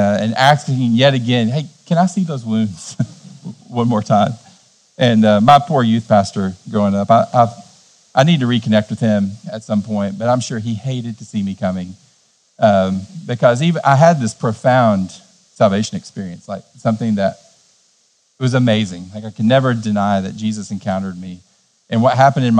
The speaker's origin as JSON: {"language": "English", "town": "Cleveland", "region": "Tennessee", "country": "United States", "tie": "born or raised there", "said": "In my hometown, Cleveland, Tennessee, we're in the buckle of the Bible Belt"}